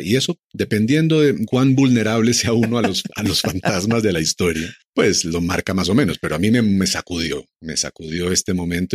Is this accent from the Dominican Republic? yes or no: no; Colombia; todos como colombianos